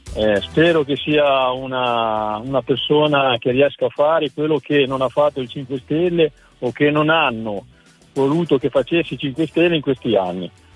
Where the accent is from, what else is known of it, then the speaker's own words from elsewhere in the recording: Aulla, Tuscany, Italy; Io sono di Aulla, in provincia di Massa Carrara.